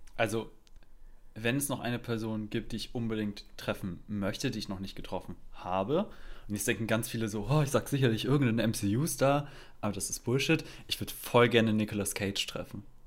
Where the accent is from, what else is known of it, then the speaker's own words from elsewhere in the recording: Germany; accent: German; meinem deutschen Akzent